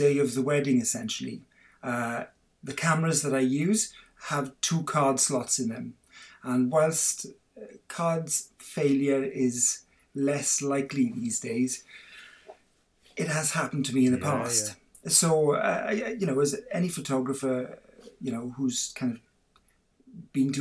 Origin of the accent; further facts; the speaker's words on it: Swansea, Wales, United Kingdom; now in Penarth, United Kingdom; I'm a fully-fledged Welsh boy. I was born in Swansea, but I live in Cardiff now, in Penarth in Cardiff